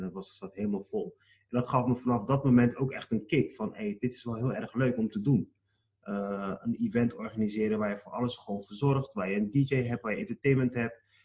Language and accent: Dutch; Rotterdam, South Holland, Netherlands; Ik ben zelf in Rotterdam geboren. En eh, hier ben ik geboren en getogen.